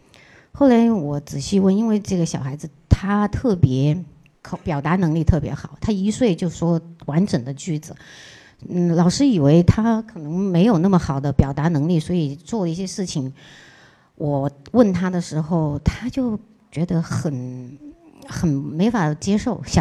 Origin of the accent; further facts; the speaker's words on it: China; also born or lived in Australia; 毕竟我们还是一个中国人